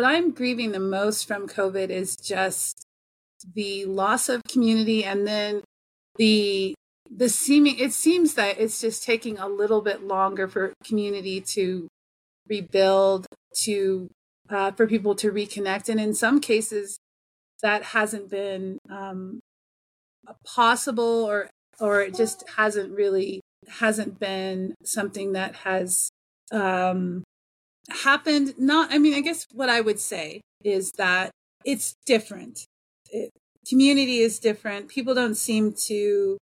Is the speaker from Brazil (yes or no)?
no; Colorado, United States; moved away as an adult; also born or lived in Japan; I'm coming back after 20 years of not being in American culture, being in culture in Colorado